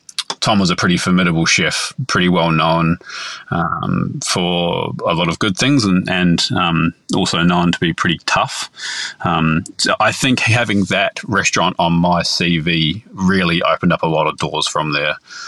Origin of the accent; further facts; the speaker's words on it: Wellington, New Zealand; born there; Yes, so I was born in Wellington, and all my family on my mother's side were poultry farmers in New Zealand.